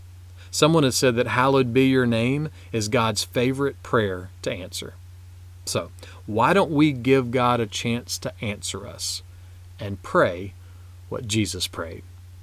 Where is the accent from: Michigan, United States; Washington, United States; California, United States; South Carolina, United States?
South Carolina, United States; also born or lived in Arkansas / Virginia; my home state of South Carolina